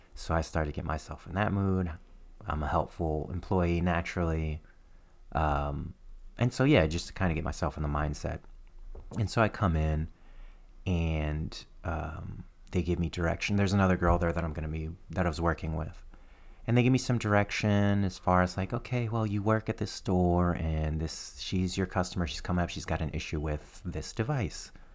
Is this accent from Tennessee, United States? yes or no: yes; Nashville, Tennessee, United States; also born or lived in Trenton, New Jersey; I, grew up in Nashville, Tennessee